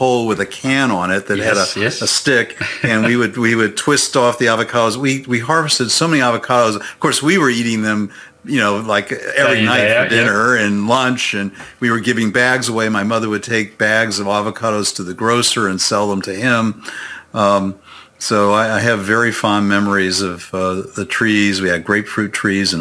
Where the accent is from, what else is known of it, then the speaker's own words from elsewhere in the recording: Tampa, Florida, United States; moved away as an adult; also born or lived in Orlando, Florida; now in Atlanta, United States; I grew up in Tampa, Florida